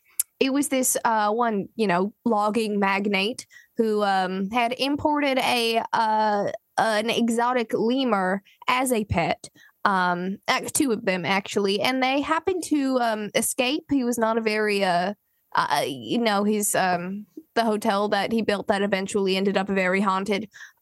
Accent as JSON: {"language": "English", "region": "Washington", "country": "United States", "tie": "born or raised there", "accent": "slight Texan", "moved": "yes", "said": "I'm from Washington, and I grew up with a slight Texan accent because that's where my parents are from."}